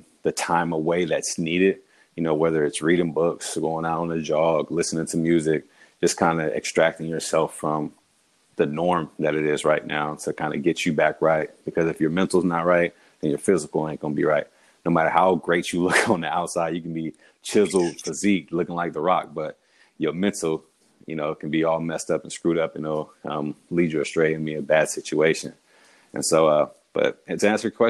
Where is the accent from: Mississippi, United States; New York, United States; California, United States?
California, United States; also born or lived in Houston, Texas / Utah; I'm from California, raised there, but born in Houston, from California